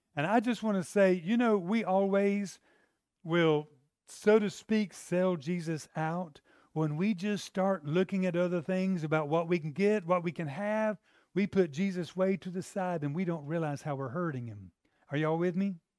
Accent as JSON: {"language": "English", "region": "the South", "country": "United States", "said": "I'm from the South"}